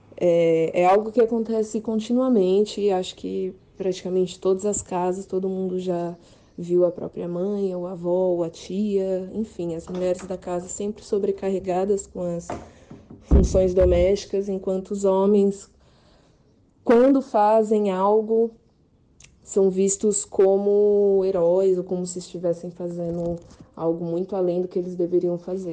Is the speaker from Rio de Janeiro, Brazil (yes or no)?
no; Bauru, São Paulo, Brazil; eu sou de Bauru, sou jornalista